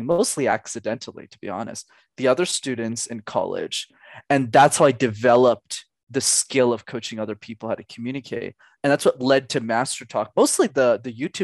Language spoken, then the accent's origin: English; Canada; I'm Canadian